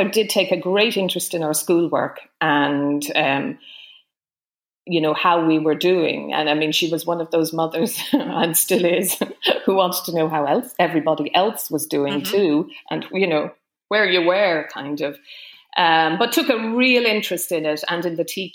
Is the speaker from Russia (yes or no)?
no; Dublin, Leinster, Ireland; also born or lived in Fermanagh / Rush; my home place, so growing up in Fox Rock